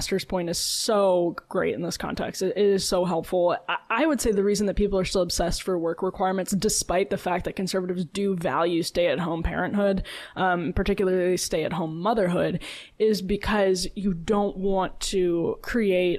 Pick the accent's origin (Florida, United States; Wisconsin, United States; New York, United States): Wisconsin, United States; moved away; Madeline and I grew up in Texas and Wisconsin